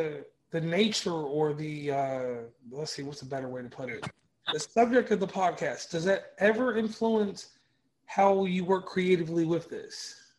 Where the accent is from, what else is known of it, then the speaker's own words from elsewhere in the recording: the South, United States; in the South and the North South where I'm from